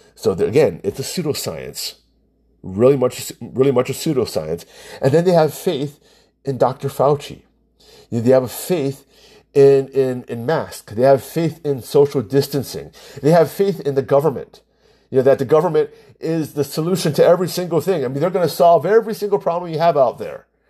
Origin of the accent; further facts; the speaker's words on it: United States; I'm Asian American, I'm Chinese